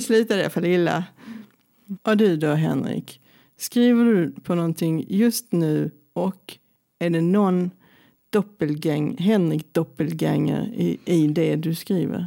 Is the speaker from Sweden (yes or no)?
yes; Helsingborg, Skåne, Sweden; moved away as an adult; also born or lived in Stockholm; now in Lund, Sweden; jag är från Helsingborg